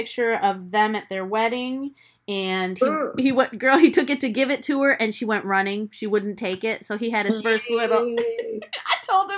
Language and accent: English; United States; as a kid growing up first generation here